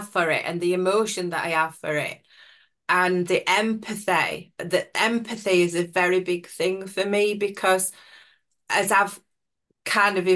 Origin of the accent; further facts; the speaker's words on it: Sheffield, Yorkshire and the Humber, United Kingdom; I'm from Sheffield in South Yorkshire